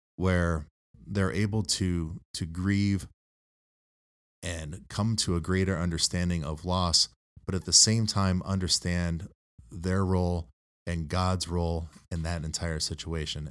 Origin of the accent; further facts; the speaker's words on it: Toledo, Ohio, United States; also born or lived in Sidney, Ohio; I grew up up here in the Toledo area